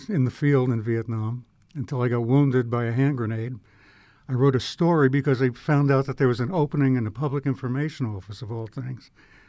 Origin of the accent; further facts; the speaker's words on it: New Jersey, United States; I'm from North Jersey.